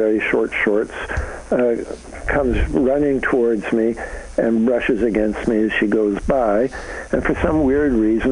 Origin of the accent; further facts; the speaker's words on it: Canada; moved away; I'm a Canadian, so I come from north of the border